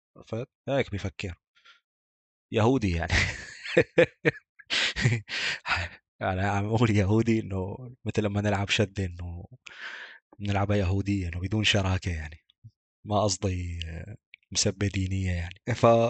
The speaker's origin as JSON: {"language": "Arabic", "town": "Deir ez-Zor", "region": "Deir ez-Zor Governorate", "country": "Syria", "said": "عندنا في دير الزور"}